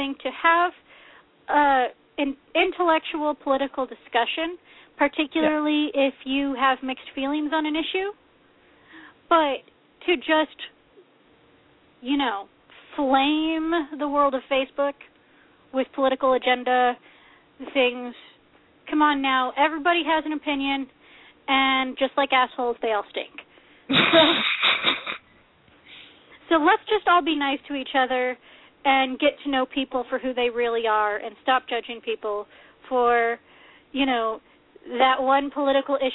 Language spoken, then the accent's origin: English; Oregon, United States; As an Oregonian